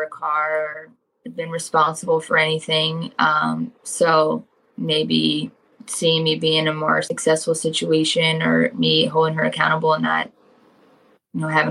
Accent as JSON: {"language": "English", "town": "Cincinnati", "region": "Ohio", "country": "United States", "tie": "born or raised there", "said": "I grew up more inner city with my dad, in an apartment closer to downtown Cincinnati."}